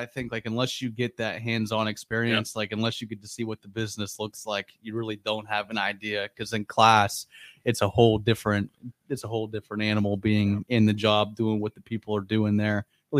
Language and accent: English; Austintown, Ohio, United States; I'm an Austintown guy.